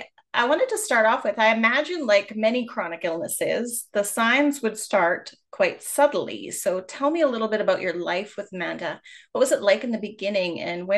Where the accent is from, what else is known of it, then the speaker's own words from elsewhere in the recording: Canada; I am Canadian